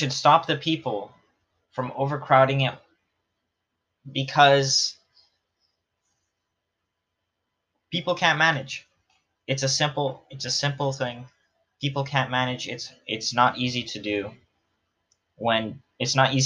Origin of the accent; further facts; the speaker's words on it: Canada; Considering I'm a Canadian, I understand some stereotypes because I get called like, oh, you say a boot weird